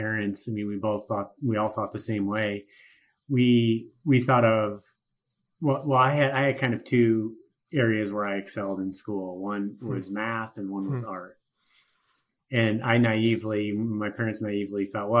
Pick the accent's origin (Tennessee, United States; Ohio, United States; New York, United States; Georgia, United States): Ohio, United States; Huron; moved away as an adult; also born or lived in Cincinnati, Ohio / Houston, Texas / Minnesota; now in Denver, United States; I grew up in Huron, Ohio, right on Lake Erie, about an hour west of Cleveland